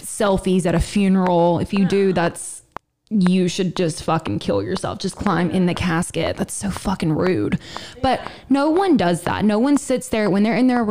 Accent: the South, United States; I was born in the South

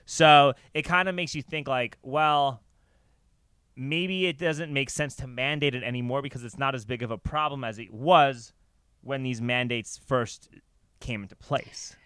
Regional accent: New York, United States; I grew up in New York

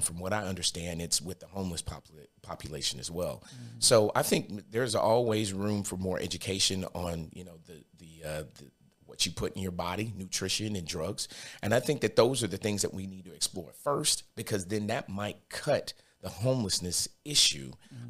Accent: Brooklyn, New York, United States; now in Cookeville, United States; I'm originally from Brooklyn, New York.

